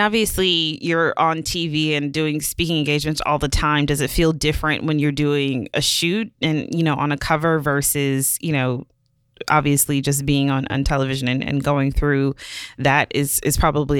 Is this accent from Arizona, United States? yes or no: no; Milwaukee, Wisconsin, United States; Yeah, girl. Yeah, I'm Midwest for life. Milwaukee people, yes.